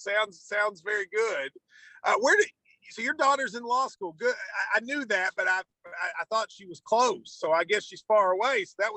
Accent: Kentucky, United States; I'm not going to root against my home state team on Thanksgiving weekend

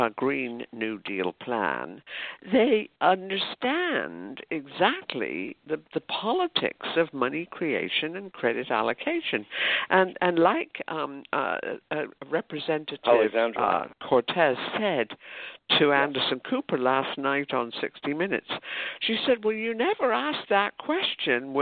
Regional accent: United Kingdom; now in United States; I grew up in Britain

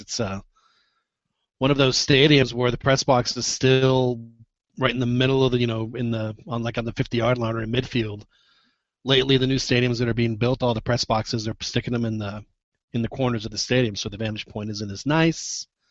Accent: Mexico City, Mexico; I'm a Chilango. Yeah. I grew up in Mexico City

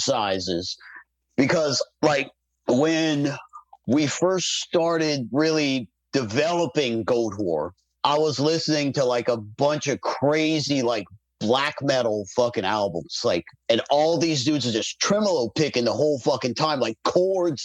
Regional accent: New Orleans, Louisiana, United States; I'm from New Orleans

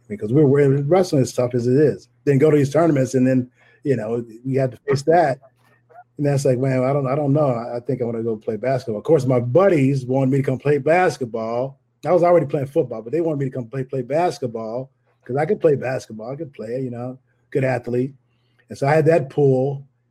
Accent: Tulsa, Oklahoma, United States; I grew up in Tulsa

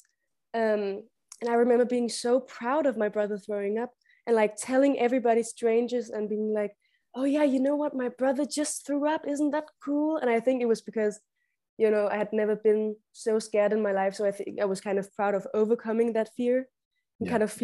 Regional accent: Denmark; accent: Danish; I'm from Denmark

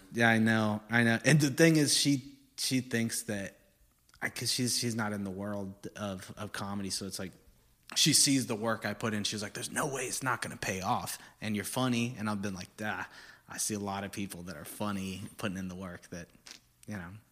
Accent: Corpus Christi, Texas, United States; moved away; I'm from Corpus, which is basically Houston

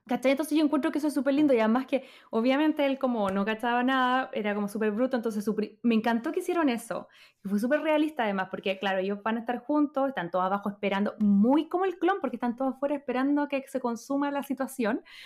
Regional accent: Chile; moved away; soy chilena

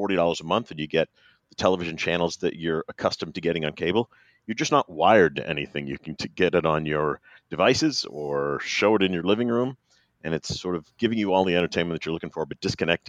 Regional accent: Maine, United States; I'm a New England kid. Well, I'm not a kid anymore, but I'm still from New England. I grew up in Maine and went off to school at Notre Dame.

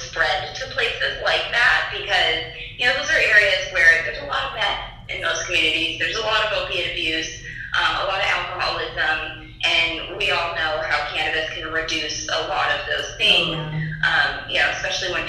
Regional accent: Nebraska, United States; I'm from Nebraska

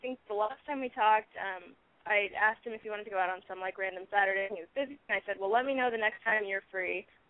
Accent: Kansas, United States; now in Oakland, United States; I'm calling from Oakland, but I'm from Kansas.

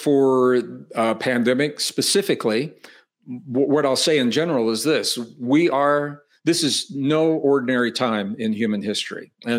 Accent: Midwest, United States; I said I was born and raised in the Midwest. In terms of weather, it's called Tornado Alley in the Midwest. Iowa, Missouri, Arkansas, you get these tornadoes in the summer.

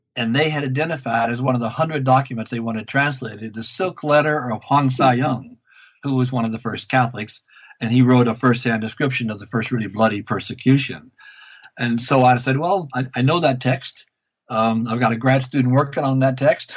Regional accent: Louisiana, United States; moved away as an adult; now in Vancouver, Canada; I grew up in Louisiana

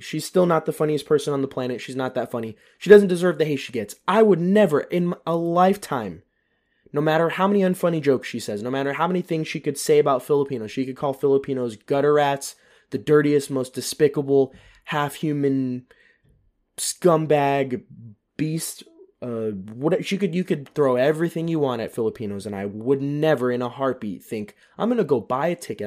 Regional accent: United States; moved away as an adult; now in Germany; an American that's living in Europe

